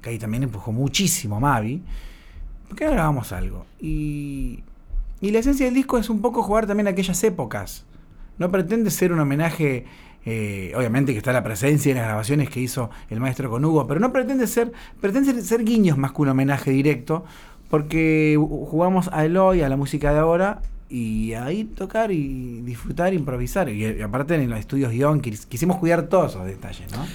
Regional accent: Rosario, Santa Fe, Argentina; moved away as an adult; cuando vine de Rosario

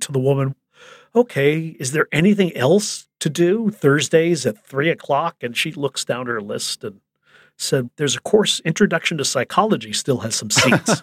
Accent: Chicago, Illinois, United States; I grew up in Chicago

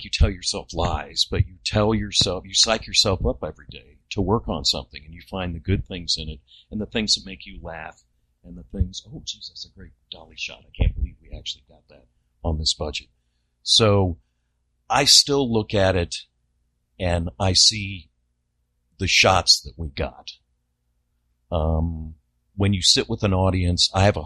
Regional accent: Virginia, United States; I'm from Virginia.

